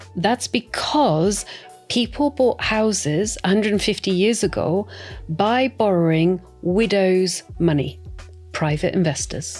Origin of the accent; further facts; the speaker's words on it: Scotland, United Kingdom; I'm brought up not to like debt. I'm 100%, you know, I come from Scotland.